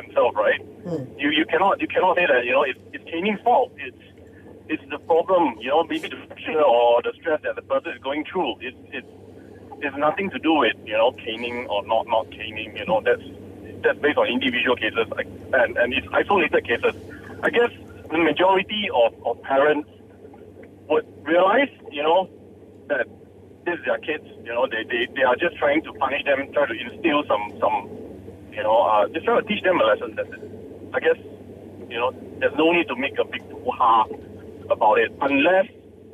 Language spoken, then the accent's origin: English; Malaysia; growing up in Malaysia, or Asia society